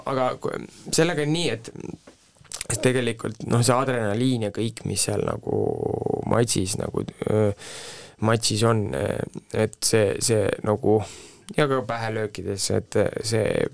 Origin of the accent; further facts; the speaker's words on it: Viljandi, Viljandi County, Estonia; moved away as an adult; also born or lived in Tartu; ma olen Viljandist pärit, läksin ülikooli Tartusse